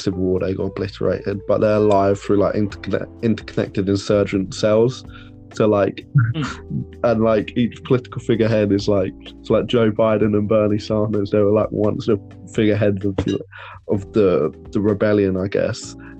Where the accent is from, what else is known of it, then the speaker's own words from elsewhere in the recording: United Kingdom; But we were like, because we're British, we need to be ruled. We can't rule ourselves.